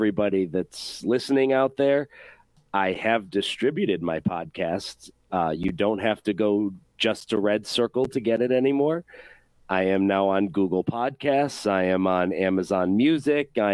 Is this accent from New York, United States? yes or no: yes; Rochester, New York, United States; moved away as an adult; I was born and raised in Rochester, New York